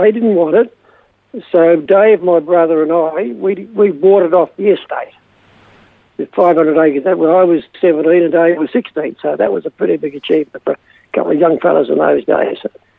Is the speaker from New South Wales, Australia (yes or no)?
no; Jindivick, Victoria, Australia; Well, very, very different than what it is today. I mean, we grew up on a dairy farm, and of course the Second World War started then, and after that I left home at the age of 15 and left school and came home to milk cows on the farm.